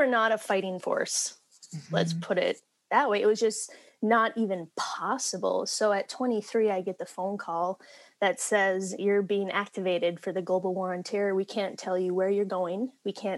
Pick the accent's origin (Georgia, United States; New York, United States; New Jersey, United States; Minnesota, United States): Minnesota, United States; we're Minnesotans. I grew up in a rural town, even farther north of where we are today